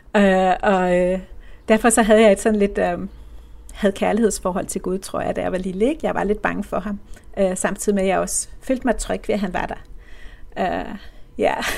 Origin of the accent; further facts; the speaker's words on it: Copenhagen, Capital Region of Denmark, Denmark; det her murstenshus på Amager, hvor jeg voksede op